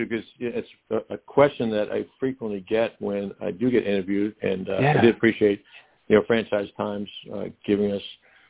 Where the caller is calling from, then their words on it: Metairie, Louisiana, United States; I'm calling from Metairie, Louisiana, just outside New Orleans.